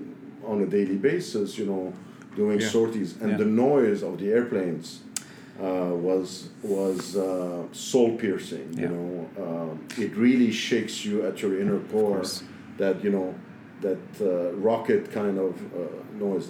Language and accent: English; Beirut, Beirut Governorate, Lebanon; now in New York, United States; here I was, a West Beiruti